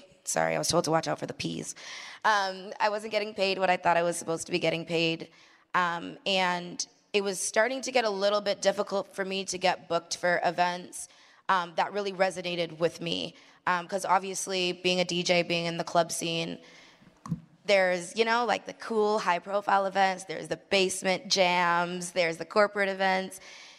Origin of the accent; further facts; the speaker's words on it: Mississauga, Ontario, Canada; there aren't many female DJs in Toronto. That's where I'm from. I'm from Toronto. Well, Mississauga, specifically.